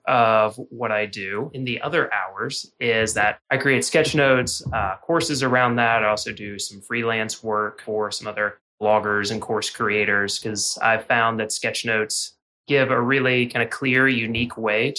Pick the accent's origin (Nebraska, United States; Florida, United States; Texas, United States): Florida, United States; Jacksonville; born there; now in Nashville, United States; So I was born in Jacksonville. I went to school in Gainesville. I lived in Louisville and then Asheville, and now Nashville.